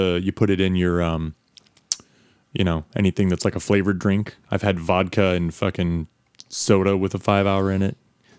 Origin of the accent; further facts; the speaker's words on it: Midwest, United States; moved away; I'm from the Midwest